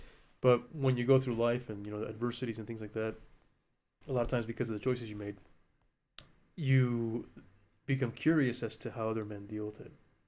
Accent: Alaska, United States; now in New Mexico, United States; And there was a time when I didn't want to be in New Mexico anymore because I'm not from here. I grew up in Alaska.

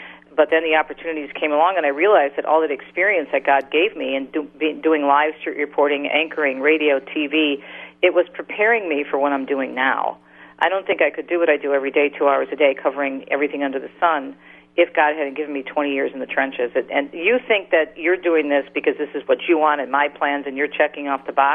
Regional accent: Detroit, Michigan, United States; my hometown of Detroit

